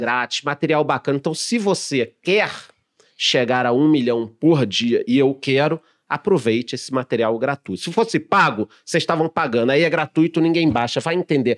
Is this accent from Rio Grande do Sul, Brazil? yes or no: no; Rio de Janeiro, Brazil; moved away; eu que sou carioca